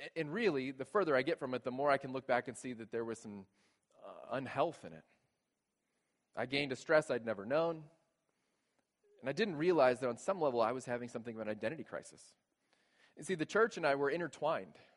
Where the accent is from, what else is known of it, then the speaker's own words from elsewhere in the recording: Texas, United States; moved away as an adult; Growing up in Texas, we didn't have basements